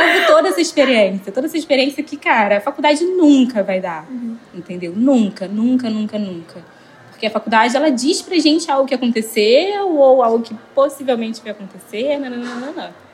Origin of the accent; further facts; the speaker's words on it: Rio de Janeiro, Brazil; vim da Zona Norte do Rio de Janeiro